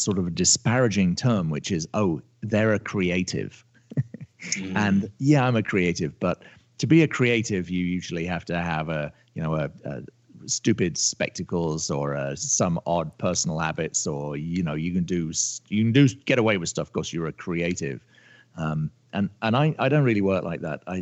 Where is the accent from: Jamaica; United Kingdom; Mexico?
United Kingdom; moved away as an adult; now in Los Angeles, United States; I'm a Brit. I live in California. I live in Los Angeles. I've been in the States on and off for